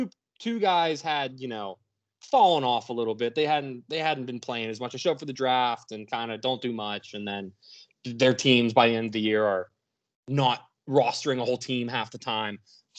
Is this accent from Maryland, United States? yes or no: yes; Frostburg, Maryland, United States; I'm from Frostburg, so it all just kind of originated that. It's people from my area a lot.